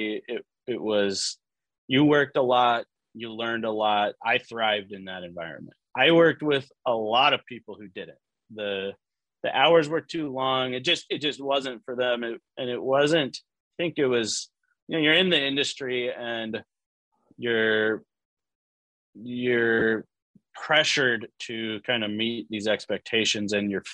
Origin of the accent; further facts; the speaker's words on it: Pacific Northwest, United States; moved away as an adult; also born or lived in Portland; now in Phoenix, United States; I'm from the Pacific Northwest